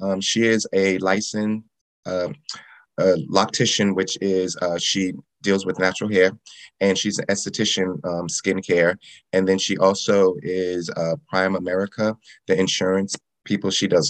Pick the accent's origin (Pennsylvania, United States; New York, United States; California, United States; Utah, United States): New York, United States; New York City; now in North Carolina, United States; And I am from Staten Island. Both of my parents are from North Carolina. They both graduated from HBCUs, and then they moved to New York and met and had us.